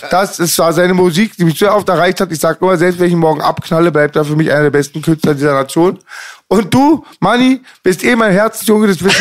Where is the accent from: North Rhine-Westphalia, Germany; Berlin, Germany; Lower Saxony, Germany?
Berlin, Germany; also born or lived in Iran; Ja, Langwitz, da wo wir herkommen, weißt du, in Berlin, der Ort.